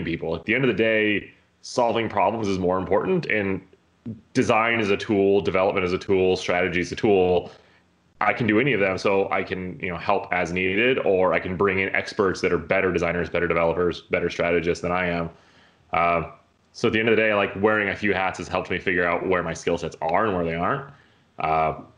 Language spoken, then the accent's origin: English; Colorado, United States; I grew up in Colorado in like the mountains, like 9,000 feet elevation, tiny little town.